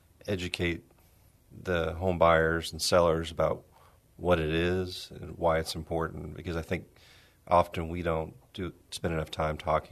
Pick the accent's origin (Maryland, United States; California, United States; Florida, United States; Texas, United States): Texas, United States; San Antonio; San Antonio. Went to school. I graduated from UTSA, studied communications